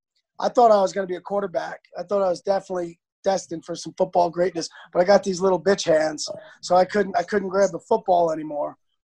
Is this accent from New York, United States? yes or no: yes; Long Island, New York, United States; Well, I'm a New Yorker, and I'm a Long Island guy.